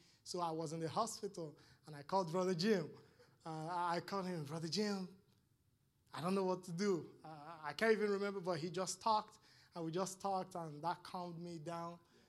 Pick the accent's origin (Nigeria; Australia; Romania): Nigeria; moved away; when I came here from Nigeria, it's very tough. It's very, very, very tough.